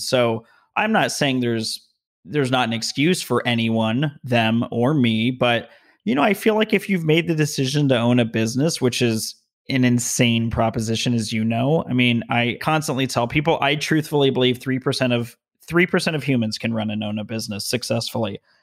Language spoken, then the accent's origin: English; Las Vegas, Nevada, United States; also born or lived in Denver; now in Southern California, United States; I'm from Vegas, a lot of strip malls